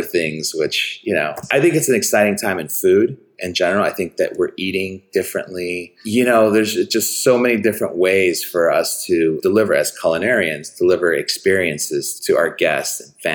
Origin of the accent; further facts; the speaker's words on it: Chicago, Illinois, United States; growing up in Chicago, I grew up on the Northwest Side